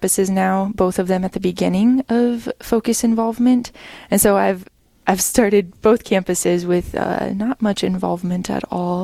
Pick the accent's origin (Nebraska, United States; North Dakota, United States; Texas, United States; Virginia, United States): North Dakota, United States; Killdeer; I grew up in or around Killdeer, North Dakota, on a farm with a really big family